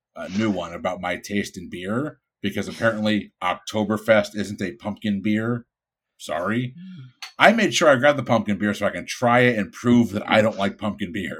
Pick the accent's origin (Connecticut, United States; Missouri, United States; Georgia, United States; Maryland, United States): Connecticut, United States; Bridgeport; now in Florida, United States; I'm from Bridgeport, Connecticut.